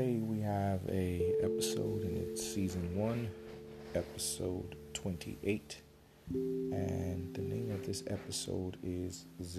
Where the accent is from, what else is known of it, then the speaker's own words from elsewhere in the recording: United States; how I grew up in America